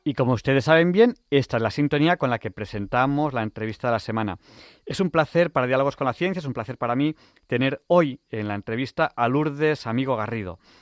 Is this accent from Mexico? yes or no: no; Manresa, Catalonia, Spain; first language Spanish; yo viví muy cerca de Sayén yo viví en Manresa. Mm, yo soy catalán.